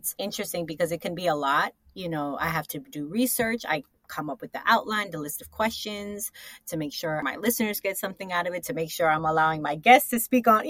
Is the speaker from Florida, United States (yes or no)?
yes; South Florida, United States; also born or lived in New York; I'm from New York, but I was raised in South Florida.